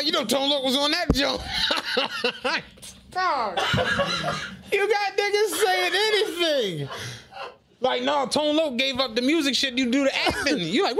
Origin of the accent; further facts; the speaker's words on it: Penrose, United States; Carl always likes dissing the fact that I'm from Penrose, as if that's the reason why I'm saying what I'm saying.